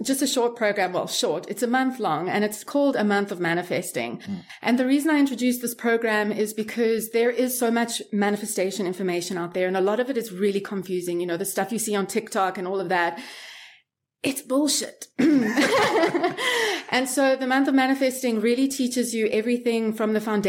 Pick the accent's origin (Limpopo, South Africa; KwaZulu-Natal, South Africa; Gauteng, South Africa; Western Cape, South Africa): Gauteng, South Africa; Johannesburg; moved away as an adult; also born or lived in Miami, United States / New York City, United States; now in Thailand; I grew up in Johannesburg, which is like the most unsafe city in the world